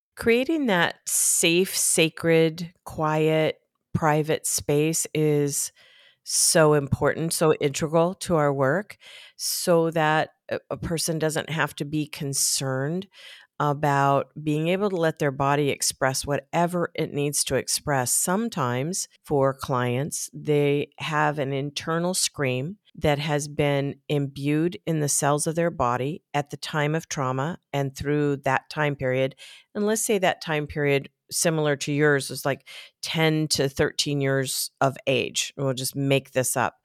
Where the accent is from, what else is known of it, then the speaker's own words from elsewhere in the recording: Tempe, Arizona, United States; now in Elizabeth, Colorado, United States; I was growing up in Tempe, Arizona